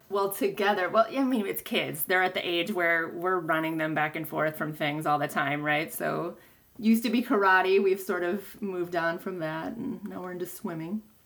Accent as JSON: {"language": "English", "town": "Stevens Point", "region": "Wisconsin", "country": "United States", "tie": "born or raised there", "said": "I'm actually from Stevens Point, so I went to college in my hometown."}